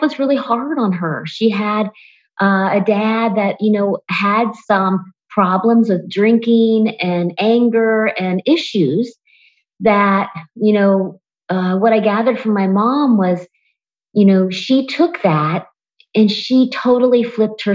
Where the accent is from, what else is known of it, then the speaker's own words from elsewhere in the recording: Springfield, Ohio, United States; I grew up in Springfield, Ohio